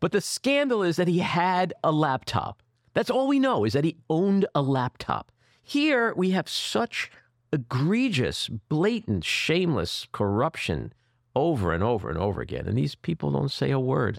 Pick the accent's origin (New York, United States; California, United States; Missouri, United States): New York, United States; New York City; I'm from New York City